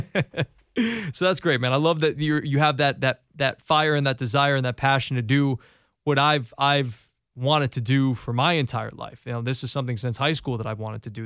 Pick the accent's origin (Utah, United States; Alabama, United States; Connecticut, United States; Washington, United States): Connecticut, United States; I grew up in Connecticut.